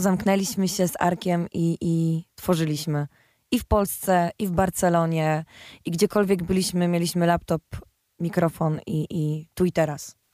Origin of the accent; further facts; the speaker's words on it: Silesian Voivodeship, Poland; ja jestem ze Śląska